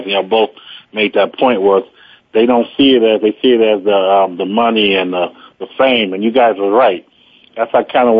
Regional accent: Chicago, Illinois, United States; also born or lived in Robbins, Illinois; now in Casper, United States; I grew up in Chicago and Robbins

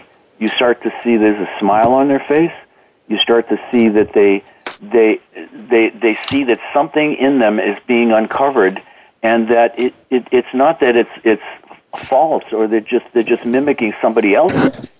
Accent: Boston, Massachusetts, United States; You're from Idaho, I'm from Boston, that means we're this or that.

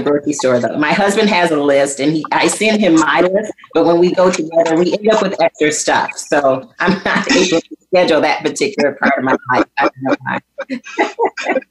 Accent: Flint, Michigan, United States; I'm from Flint, Michigan.

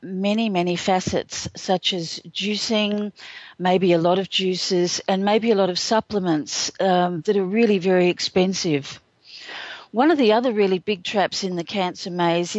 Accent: Australia; I'm an Australian

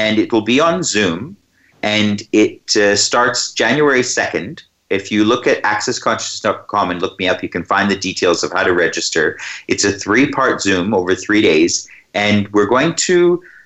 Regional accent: Canada; moved away as an adult; now in Australia; I grew up in Canada

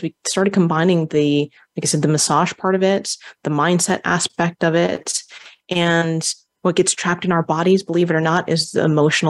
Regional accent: Hawaii, United States; Being Hawaiian, you know, we call upon, you know, our ancestors, and, you know, being around different Polynesians

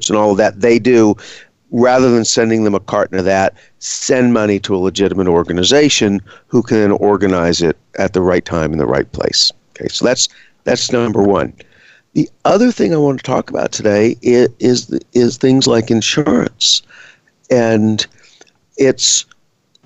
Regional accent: Gulf Coast, United States; moved away; I grew up on the Gulf Coast. We were hit by a number of hurricanes during the time I lived there

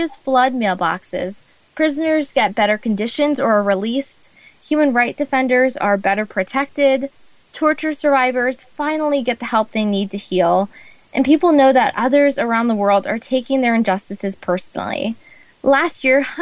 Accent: United States; Growing up in the United States

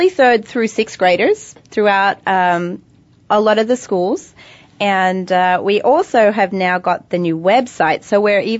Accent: Australia; I'm Australian.

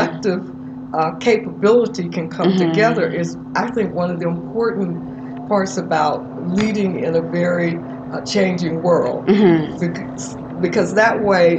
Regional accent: Birmingham, Alabama, United States; growing up in Birmingham, Alabama

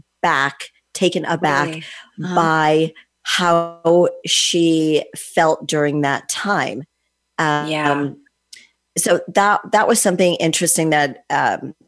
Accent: Connecticut, United States; I grew up in Connecticut

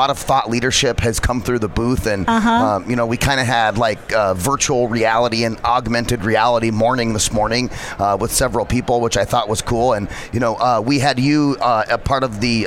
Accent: Phoenix, Arizona, United States; my hometown of Phoenix

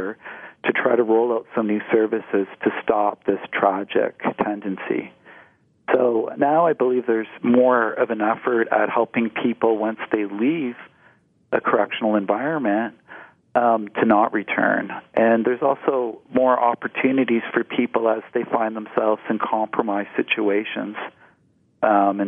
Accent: Ontario, Canada; as a young man growing up in Ontario, as a child

